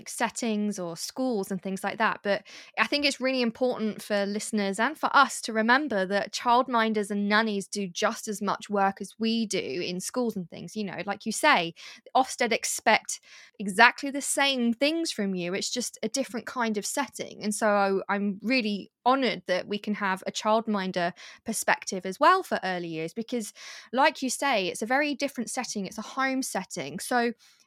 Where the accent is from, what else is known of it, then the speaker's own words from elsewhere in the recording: United Kingdom; we are British